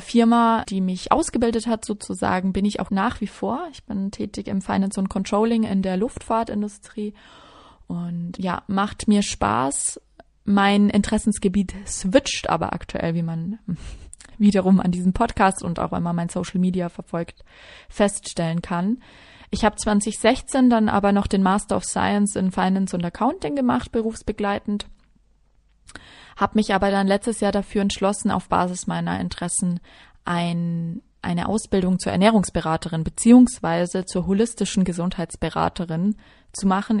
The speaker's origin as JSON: {"language": "German", "town": "Regensburg", "region": "Bavaria", "country": "Germany", "tie": "born or raised there", "moved": "as an adult", "lives_now": "Munich, Germany", "said": "Ich bin geboren und aufgewachsen in Regensburg in der wunderschönen Oberpfalz. Also ich bin waschechte Bayerin."}